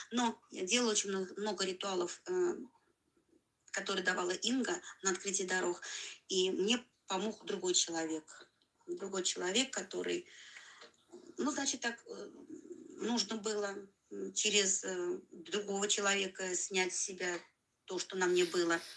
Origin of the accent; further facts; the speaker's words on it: Tula, Tula Oblast, Russia; у нас в Туле, я тулячка